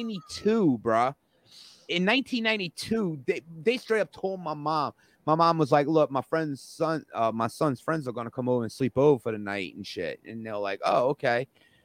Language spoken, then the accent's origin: English; Jefferson Parish, Louisiana, United States; now in St. Bernard Parish, United States; you know how Jefferson Parish is where we all, you know, we're both from and shit. Dude, if you move from there, and which I did in 1992 to here